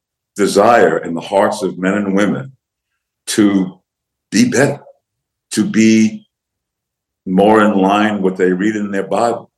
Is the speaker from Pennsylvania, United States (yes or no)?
no; New York, United States; When I was a kid growing up in New York